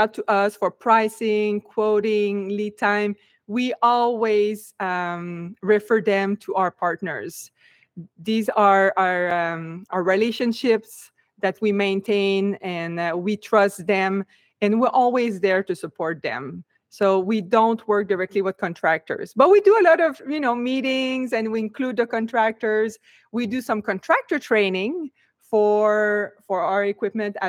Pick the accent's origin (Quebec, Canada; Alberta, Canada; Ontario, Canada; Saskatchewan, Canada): Quebec, Canada; moved away as an adult; now in United States; even if I'm from Quebec, I moved to United States right off after college